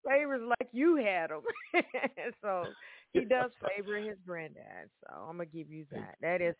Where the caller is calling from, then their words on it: Evansville, Indiana, United States; I am calling from Evansville, Indiana